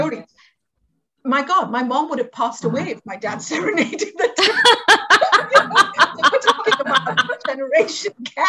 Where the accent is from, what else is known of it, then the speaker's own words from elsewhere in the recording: India; moved away; when I was growing up in India